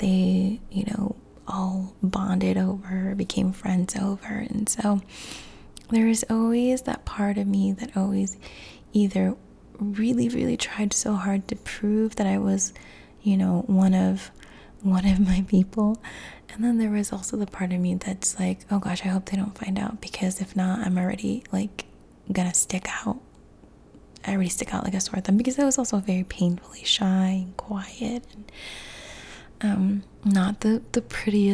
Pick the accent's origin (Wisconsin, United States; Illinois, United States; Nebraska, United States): Illinois, United States; Chicago; Chicago, which is where I was born